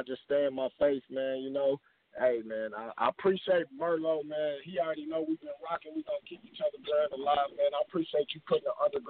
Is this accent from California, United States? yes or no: no; Missouri, United States; I was born and raised in Missouri.